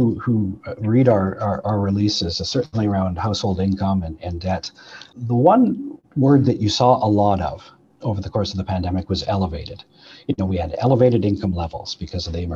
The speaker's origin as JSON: {"language": "English", "region": "Manitoba", "country": "Canada", "said": "I'm from Manitoba"}